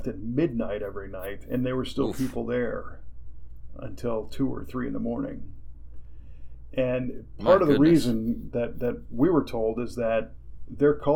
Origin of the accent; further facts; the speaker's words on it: United States; I'm an American